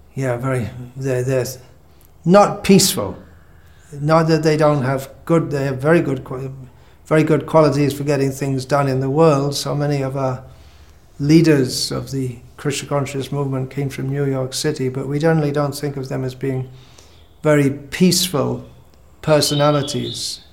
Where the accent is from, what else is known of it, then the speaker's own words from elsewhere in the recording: England, United Kingdom; moved away as an adult; also born or lived in India / Bangladesh; I was born in England, this time round, and I left England fairly soon after joining, to come to India